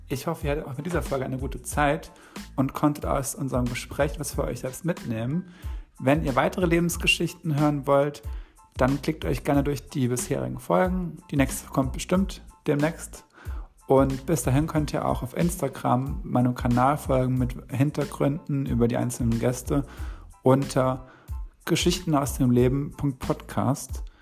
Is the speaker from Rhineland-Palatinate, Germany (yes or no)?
yes; Rhineland-Palatinate, Germany; Hier haben wir so ein bisschen die Pfalz gezeigt. Und war auch ganz stolz, mm. irgendwie ihnen so meine Heimat zeigen zu können.